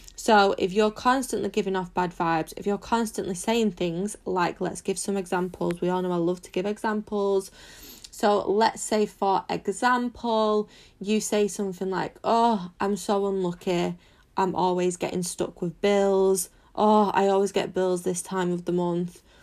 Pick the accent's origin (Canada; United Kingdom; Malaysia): United Kingdom; Manchester, North West England; I'm 24 from Manchester in the UK.